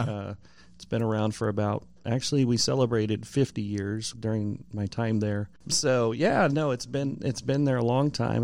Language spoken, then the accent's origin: English; California, United States; moved away as an adult; now in Columbia, United States; I'm from California originally.